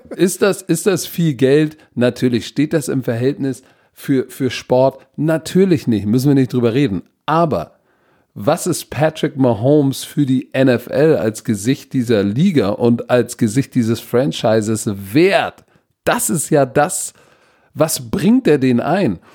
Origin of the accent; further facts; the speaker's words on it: Germany; wir als Deutsche